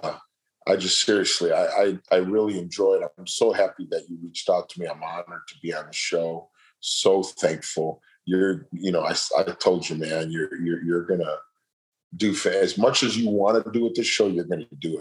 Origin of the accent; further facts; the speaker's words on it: Chicago, Illinois, United States; It's a great city. It's my hometown